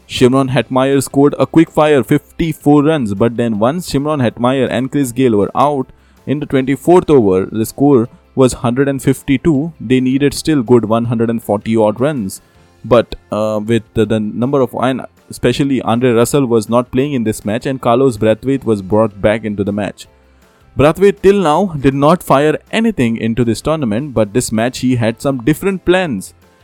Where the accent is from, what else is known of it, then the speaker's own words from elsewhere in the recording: India; As an Indian fan, India winning this match.